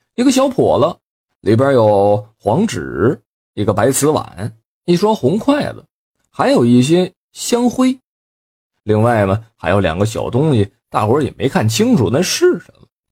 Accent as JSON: {"language": "Chinese", "region": "Northeast China", "country": "China", "said": "咱们东北话"}